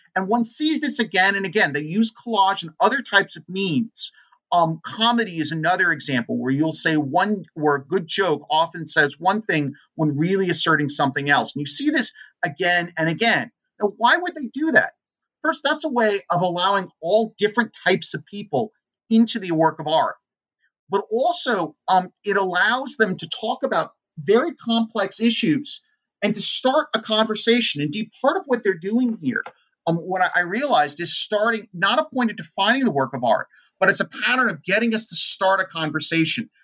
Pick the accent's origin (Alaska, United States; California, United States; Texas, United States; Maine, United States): California, United States; San Francisco; also born or lived in Oakland, California; I was born and raised in in the Bay Area in San Francisco